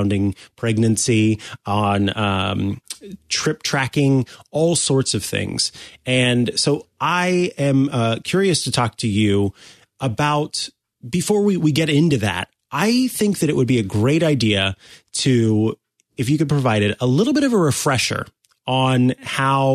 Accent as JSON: {"language": "English", "region": "Missouri", "country": "United States", "tie": "born or raised there", "said": "it's my home state"}